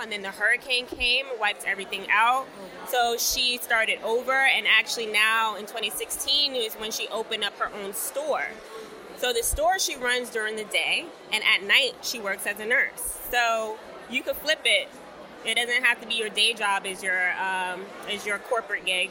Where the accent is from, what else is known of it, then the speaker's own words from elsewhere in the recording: New York City, New York, United States; I had the privilege of being able to live at home because I'm from Brooklyn, New York